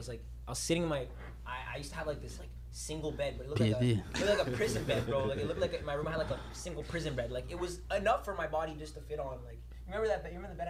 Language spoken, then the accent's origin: English; Montreal, Quebec, Canada; also born or lived in Rosemère; I was more plateau. I was a Mile End kid